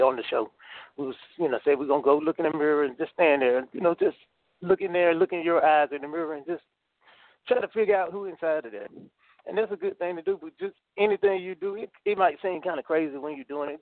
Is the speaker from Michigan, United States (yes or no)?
no; North Carolina, United States; born or raised there